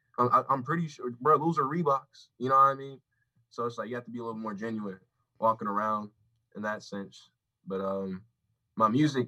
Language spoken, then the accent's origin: English; Queens, New York, United States; New York, but Queens. I was born on the Queens River. Not on the river, but like the hospital right there.